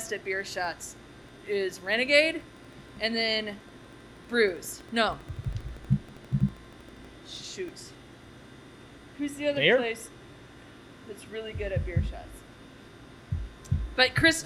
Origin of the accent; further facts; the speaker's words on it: St. Louis, Missouri, United States; moved away as an adult; also born or lived in Denver; So I'm from St. Louis